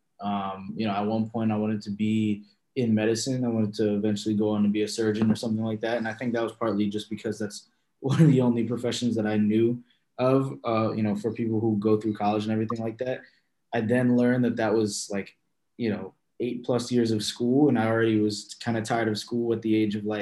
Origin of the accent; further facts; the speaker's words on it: Philadelphia, Pennsylvania, United States; I am born and raised in Philadelphia